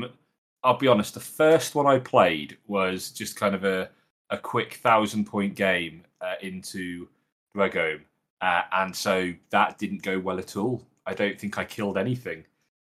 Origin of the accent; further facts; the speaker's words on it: United Kingdom; being British.